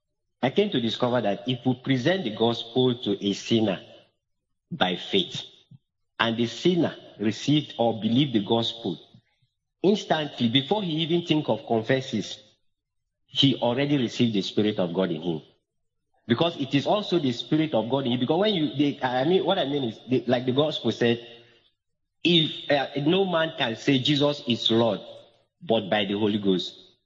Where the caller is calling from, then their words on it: Uyo, Akwa Ibom, Nigeria; I'm calling from Uyo.